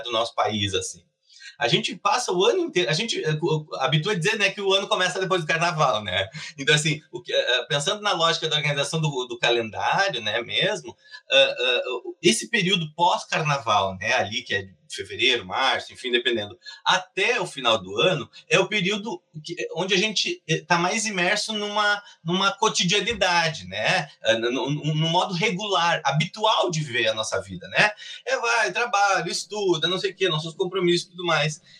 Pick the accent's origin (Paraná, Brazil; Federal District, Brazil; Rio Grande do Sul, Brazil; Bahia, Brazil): Rio Grande do Sul, Brazil; Cruz Alta; moved away as an adult; now in Pelotas, Brazil; Eu sou de Cruz Alta, né? Na verdade, eu moro em Pelotas há pouco mais de uma década mas eu sou de Cruz Alta